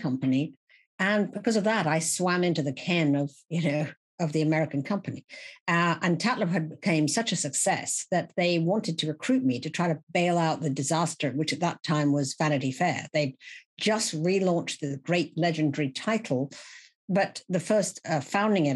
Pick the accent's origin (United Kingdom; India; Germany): United Kingdom; Little Marlow, South East England; moved away as an adult; also born or lived in Oxford; now in New York, United States; I was raised in the Thames Valley village in Buckinghamshire of Little Marlow